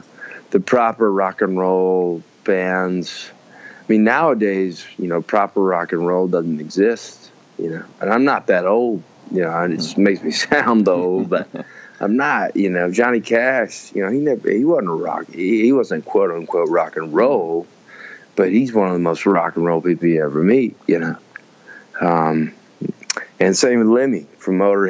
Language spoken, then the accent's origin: English; Birmingham, Alabama, United States; growing up in Birmingham and being an Alabamian